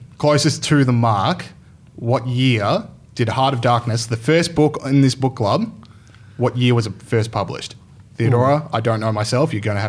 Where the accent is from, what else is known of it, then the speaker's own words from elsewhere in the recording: Trier, Rhineland-Palatinate, Germany; born there; I was born in Trier, Germany.